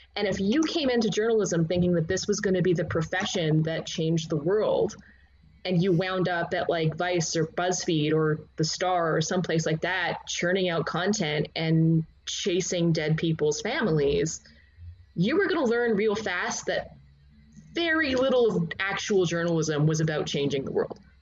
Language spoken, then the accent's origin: English; Canada; I grew up in Canada